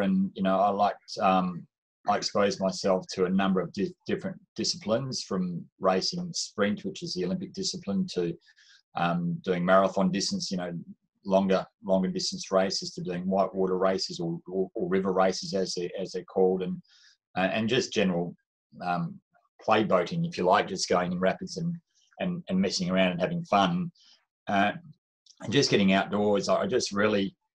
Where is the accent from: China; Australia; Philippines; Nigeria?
Australia; Swan Valley, Western Australia; I grew up in the Swan Valley in Western Australia